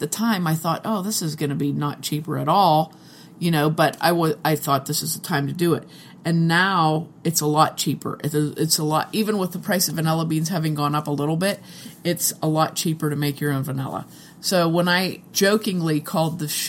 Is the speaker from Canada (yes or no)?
no; United States; I'm American